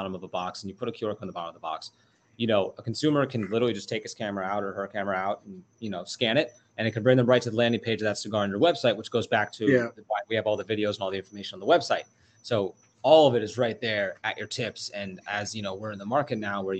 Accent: New York, United States; now in Jupiter, United States; growing up in New York

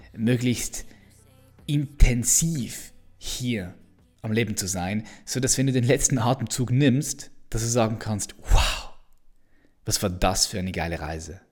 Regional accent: Switzerland; ich bin Schweizer

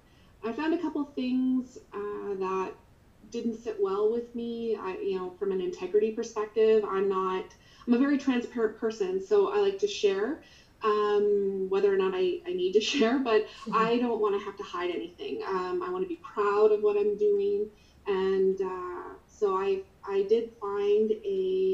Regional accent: Nova Scotia, Canada; now in Alberta, Canada; So I live in Canada, in Alberta, Canada, and I'm originally from Nova Scotia.

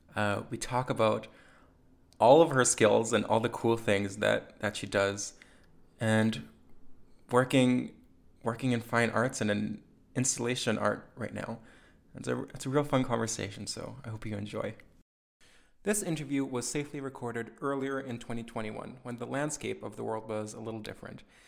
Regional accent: Lockport, Manitoba, Canada; growing up, I lived in what's now called Narrow Manitoba

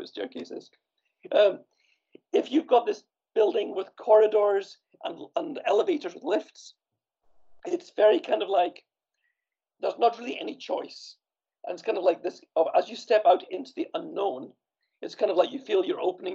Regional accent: Scotland, United Kingdom; also born or lived in Copenhagen, Denmark; now in Sweden; I grew up in Scotland, where we have this European-style tenement apartment building

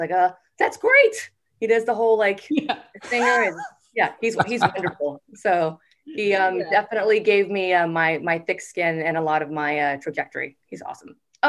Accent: Boston, Massachusetts, United States; born or raised there; moved away as an adult; also born or lived in Tampa, Florida; now in Los Angeles, United States

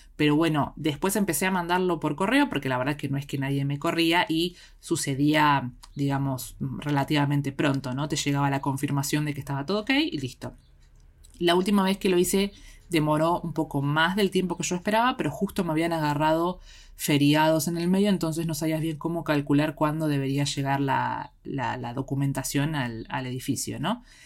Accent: Argentina; desde el lado de Argentina, porque es de donde soy yo

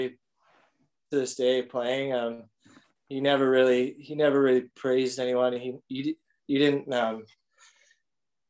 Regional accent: Calgary, Alberta, Canada; moved away as an adult; also born or lived in Fort McMurray, Alberta; I grew up in Calgary

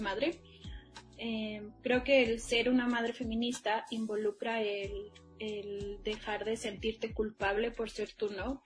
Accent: Mexico; quienes somos como mexicanos

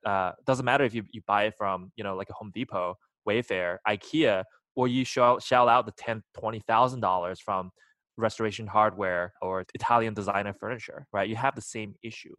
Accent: China; moved away; I was born in China

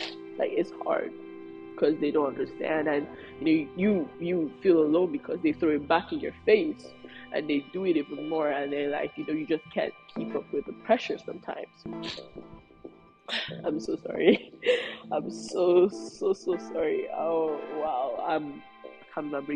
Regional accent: Nigeria; being Nigerian is hard enough. Being a Nigerian firstborn is even harder, especially if you're a girl and you're Yoruba

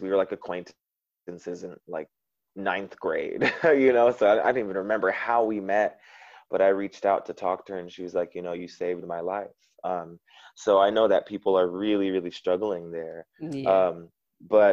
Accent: United States; moved away as an adult; now in Vietnam; as an American

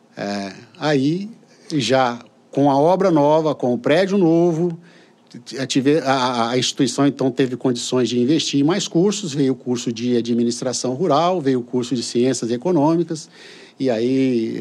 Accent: São Vicente, São Paulo, Brazil; now in Colatina, Brazil; eu fui criado em São Vicente

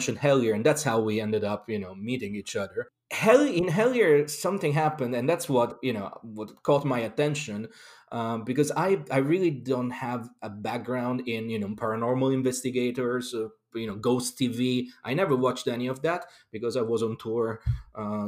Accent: Rome, Lazio, Italy; moved away as an adult; also born or lived in London; now in Glastonbury, United Kingdom; I'm originally from Rome, Italy, but I lived all over the world, really, because I've been a professional musician for most of my life

